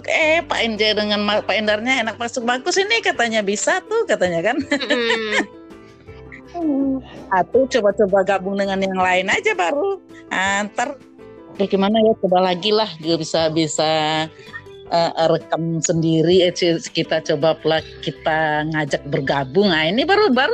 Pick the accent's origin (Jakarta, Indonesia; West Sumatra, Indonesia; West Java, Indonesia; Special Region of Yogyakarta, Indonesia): West Sumatra, Indonesia; Padang; Nah, kita dari Padang Sumatera Barat.